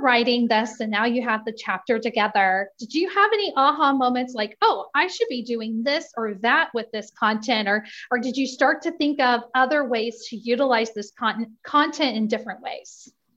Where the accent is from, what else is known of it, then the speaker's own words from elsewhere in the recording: Indiana, United States; I'm from Indiana